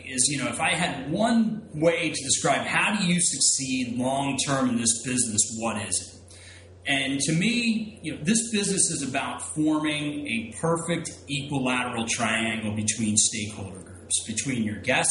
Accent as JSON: {"language": "English", "town": "Philadelphia", "region": "Pennsylvania", "country": "United States", "tie": "born or raised there", "said": "I'm going to stay here in my backyard, my hometown of Philadelphia"}